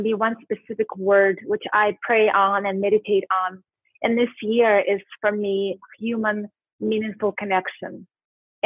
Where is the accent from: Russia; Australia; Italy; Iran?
Russia; Siberia; moved away as an adult; also born or lived in Washington State, United States; now in Scottsdale, United States; I grew up in Siberia with 9 months of snow, got a full scholarship to come to Washington State to go to school for 4 years